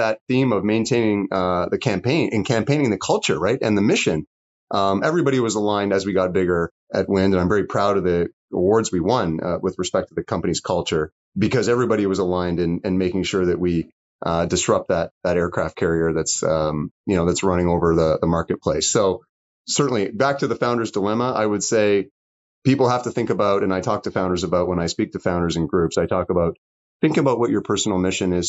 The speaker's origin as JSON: {"language": "English", "country": "Canada", "said": "We're smart as Canadians"}